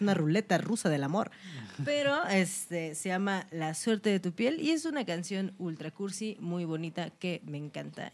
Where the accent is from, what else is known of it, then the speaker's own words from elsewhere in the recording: Orizaba, Veracruz, Mexico; now in Mexico City, Mexico; en Orizaba, que es de donde yo soy